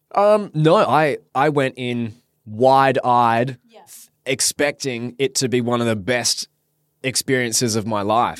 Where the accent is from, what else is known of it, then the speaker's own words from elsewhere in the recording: Perth, Western Australia, Australia; born and raised in Perth, Western Australia. Lived here my whole life